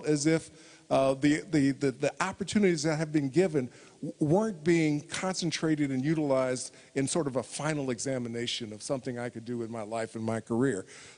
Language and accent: English; Indiana, United States; I am the ratified candidate for governor of my home state. I will be the only African-American candidate for governor on the ballot in the United States in the coming election, the first African-American to get the nomination for this position in Indiana.